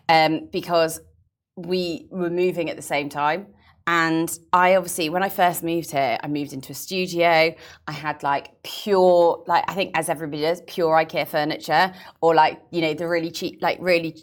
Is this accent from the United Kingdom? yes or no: yes; England, United Kingdom; now in Dubai, United Arab Emirates; being English